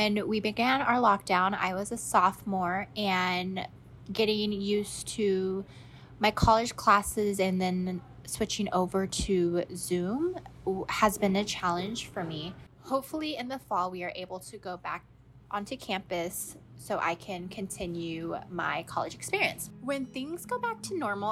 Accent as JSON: {"language": "English", "town": "Sacramento", "region": "California", "country": "United States", "said": "I am from Sacramento."}